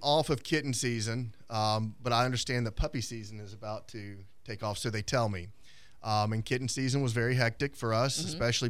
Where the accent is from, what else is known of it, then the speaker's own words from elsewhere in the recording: Crestview, Florida, United States; now in Pensacola, United States; I'm from Crestview originally.